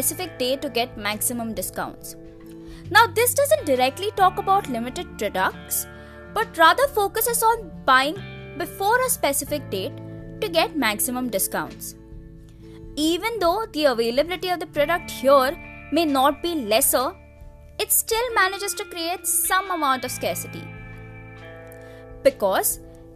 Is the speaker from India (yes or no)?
yes; India; As an Indian consumer